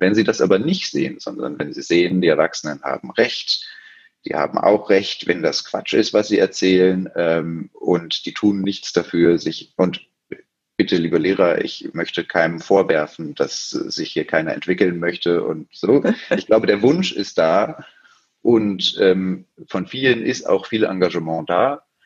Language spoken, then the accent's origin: German; Berlin, Germany; gebürtiger Berliner, hier geblieben